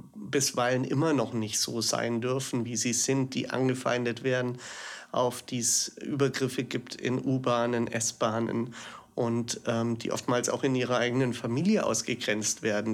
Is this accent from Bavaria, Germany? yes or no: yes; Augsburg, Bavaria, Germany; now in Berlin, Germany; ich komme aus Augsburg ursprünglich und bin der Liebe wegen hierher gezogen